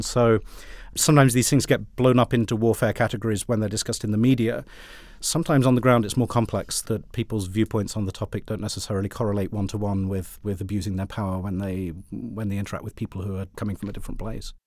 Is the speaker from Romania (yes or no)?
no; United Kingdom; accent: British; I had a British accent